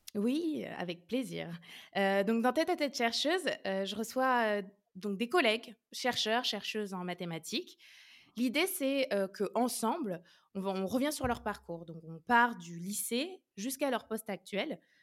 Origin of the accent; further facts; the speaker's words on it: Orléans, Centre-Val de Loire, France; moved away as an adult; also born or lived in Lyon / Nice; je suis originaire d'Orléans